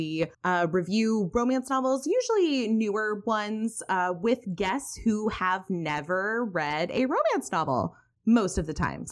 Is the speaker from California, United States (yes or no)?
yes; Alameda, California, United States; I was born and raised in Alameda, California